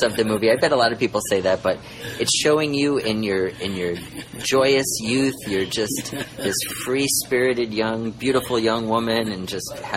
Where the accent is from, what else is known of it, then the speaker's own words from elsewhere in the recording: New York, United States; growing up in New York.